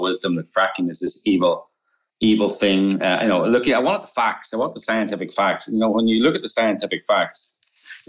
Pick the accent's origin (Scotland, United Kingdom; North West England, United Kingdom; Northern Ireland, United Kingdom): Northern Ireland, United Kingdom; moved away; also born or lived in Romania; I'm from Northern Ireland, right? I grew up during the Troubles